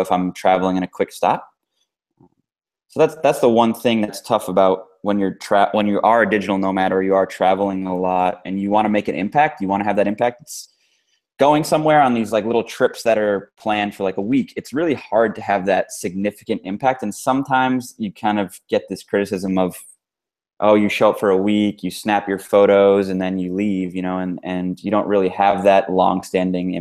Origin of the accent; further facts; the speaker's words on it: United States; I grew up in the States